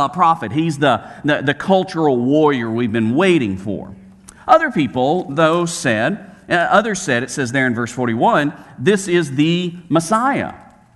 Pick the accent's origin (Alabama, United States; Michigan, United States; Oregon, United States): Alabama, United States; Birmingham; where I grew up, Roebuck, suburb outside of Birmingham